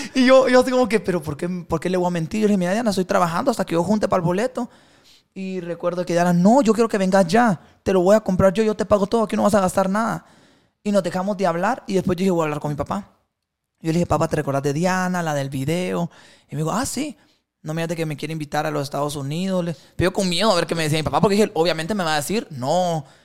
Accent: Puerto Barrios, Izabal, Guatemala; Yo soy de Puerto Barrios, chaval. Ajá, entonces yo vivía en Barrio El Rastro

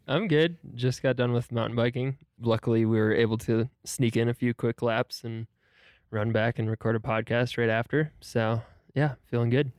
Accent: Milwaukee, Wisconsin, United States; also born or lived in Madison, Wisconsin; I grew up, uh, basically around Milwaukee, Wisconsin.

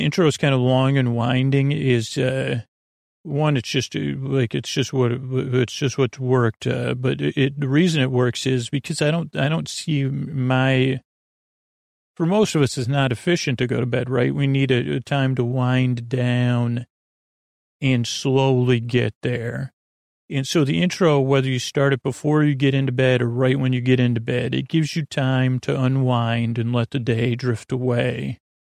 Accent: Long Island, New York, United States; accent: Long Island; my Long Island accent

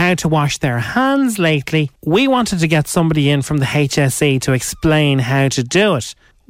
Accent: Ireland; I am the Irish Holly Willadaly.

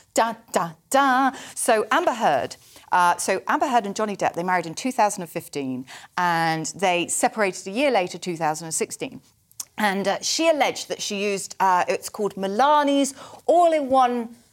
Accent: Somerset, South West England, United Kingdom; accent: Somerset; my Somerset accent

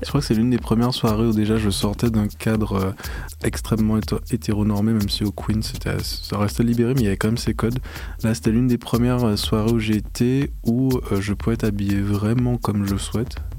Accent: Saint-Claude, Guadeloupe; moved away; also born or lived in Paris; je suis né à Paris de parents guadeloupéens. Ils sont rentrés en Guadeloupe, je crois que j'ai un peu plus d'un an. Donc j'ai vécu 17 ans en Guadeloupe dans la région de Basse-Terre, à Saint-Claude

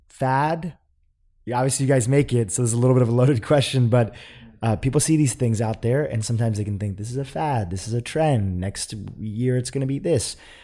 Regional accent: India; I'm from India, and you know, I can remember people putting things like ghee in their tea a little bit

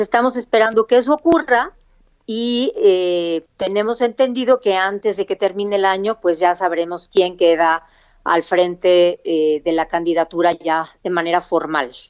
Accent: Oaxaca, Mexico; nací en la ciudad de Oaxaca

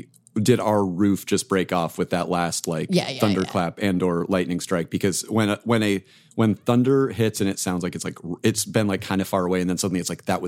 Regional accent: Arizona, United States; I grew up in Arizona

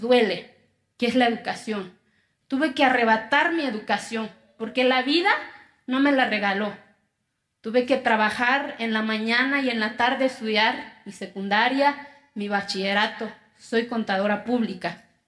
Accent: Santa María Quiegolani, Oaxaca, Mexico; first language Zapotec; Spanish is a second language; moved away; Yo vengo de una comunidad que se llama Quiegolán, de los 570 municipios que tiene mi estado. Soy indígena, mi lengua materna es el zapoteco

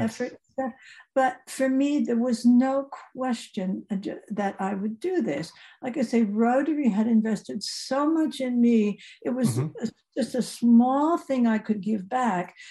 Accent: outside New York City, New Jersey, United States; moved away as an adult; also born or lived in Indiana; now in Germany; I grew up right outside of New York City, 25 miles mm-hmm. from New York

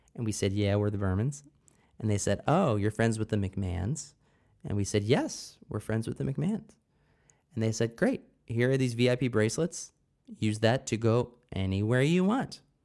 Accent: Pennsylvania, United States; my home state, the sometimes great state, other times terrible state of Pennsylvania

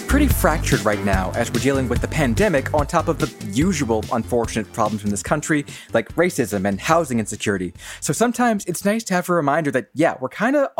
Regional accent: Flint, Michigan, United States; moved away; Yeah, I'm from Flint. My parents and brother both still live there.

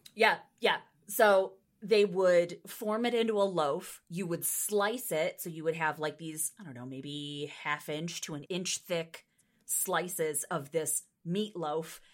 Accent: East Coast, United States; moved away as an adult; also born or lived in Pennsylvania; now in Nebraska, United States; things that I ate on the East Coast

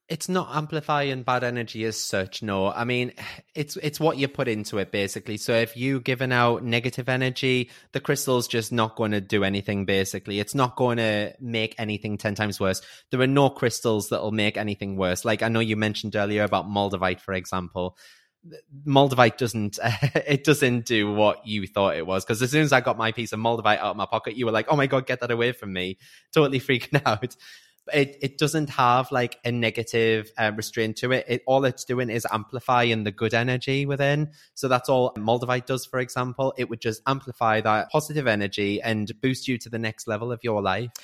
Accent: Newcastle upon Tyne, North East England, United Kingdom; I'm 35. I'm from Newcastle

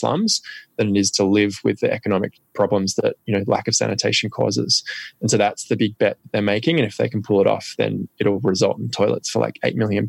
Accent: Australia; For me, what I realized

